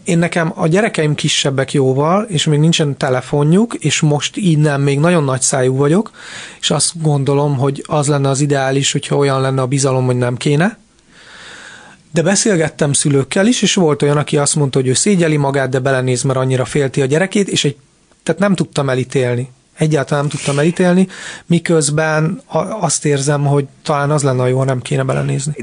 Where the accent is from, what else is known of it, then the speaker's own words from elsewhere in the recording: Budapest, Hungary; Budapest külvárosban nőttem föl